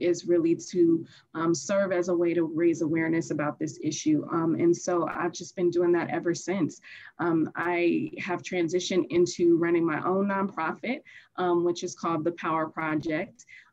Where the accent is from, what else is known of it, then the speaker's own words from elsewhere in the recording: Chicago, Illinois, United States; now in Los Angeles, United States; I grew up as a foster youth and I'm originally from Chicago. And once I transitioned to Los Angeles, which is where I am now